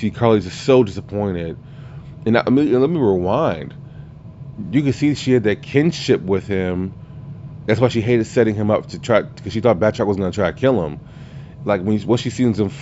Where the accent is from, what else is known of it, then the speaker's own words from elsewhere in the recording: Louisiana, United States; I'm from Louisiana.